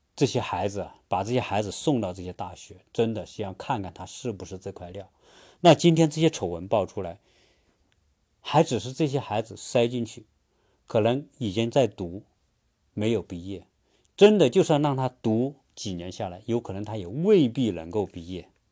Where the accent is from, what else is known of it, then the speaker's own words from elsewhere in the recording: China; now in United States; 我们中国人